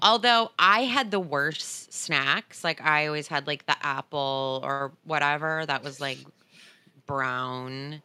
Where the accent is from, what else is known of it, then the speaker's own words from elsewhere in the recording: New Jersey, United States; now in Los Angeles, United States; growing up in New Jersey